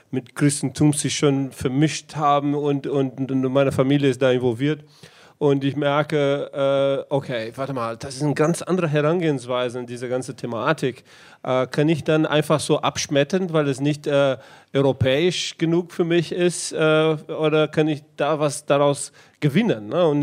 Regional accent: Brazil; Na, die bestimmt die Theologie, mit dem ich aufgewachsen bin in Brasilien.

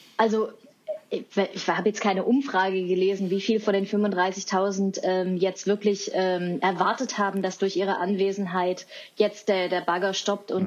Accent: Leipzig, Saxony, Germany; ich komme aus Leipzig, habe ich vorhin erzählt, und ich war ein kleines Kind, als die Montagsdemonstrationen in Leipzig waren

